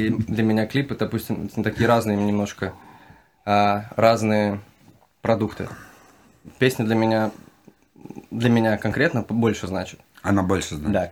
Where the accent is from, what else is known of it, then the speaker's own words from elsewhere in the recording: Kazakhstan; moved away; я же тоже родом из Казахстана.